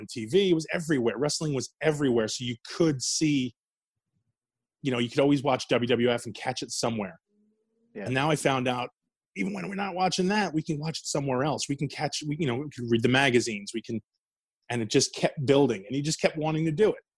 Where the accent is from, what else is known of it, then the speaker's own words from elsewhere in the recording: New York City, New York, United States; moved away; also born or lived in New Jersey; I grew up in Queens